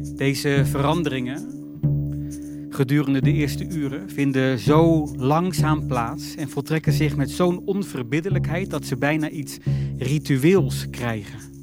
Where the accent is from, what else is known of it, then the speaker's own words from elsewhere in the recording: northern Netherlands, Netherlands; moved away; In een doorsnee dorp met doorzonwoningen hoog in het noorden van Nederland